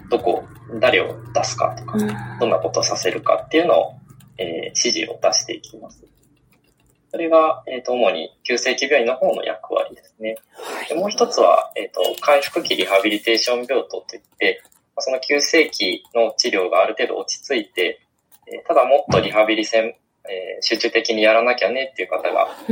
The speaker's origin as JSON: {"language": "Japanese", "region": "Okayama", "country": "Japan", "tie": "born or raised there", "also_born_or_lived": "Tokyo", "moved": "as an adult", "said": "今、地元の岡山県の方に帰って、はい、岡山で仕事をしております"}